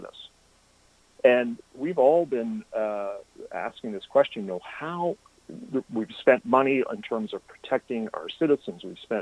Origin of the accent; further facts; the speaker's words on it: Canada; we're Canadian as well